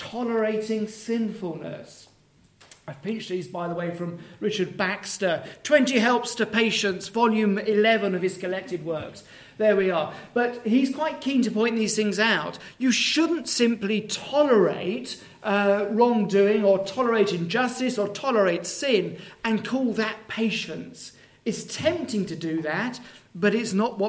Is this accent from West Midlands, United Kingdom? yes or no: no; Dagenham, London, United Kingdom; moved away as an adult; now in Herefordshire, United Kingdom; I was born in Dagenham. I'm not from any rural area whatsoever.